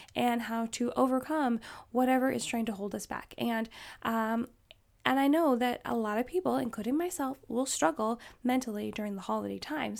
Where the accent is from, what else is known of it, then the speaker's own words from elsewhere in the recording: Alaska, United States; I grew up in Alaska